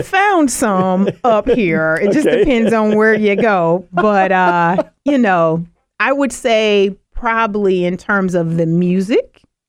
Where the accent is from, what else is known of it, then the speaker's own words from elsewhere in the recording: Illinois, United States; also born or lived in Louisiana; Yeah, and then moved up here and been in the Lake County area ever since. I've grown up here. I've worked here, went to school in Illin